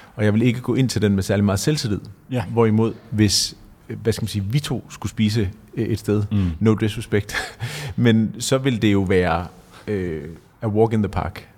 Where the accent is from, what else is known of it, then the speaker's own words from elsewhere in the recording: Denmark; Jeg kommer selv fra Jylland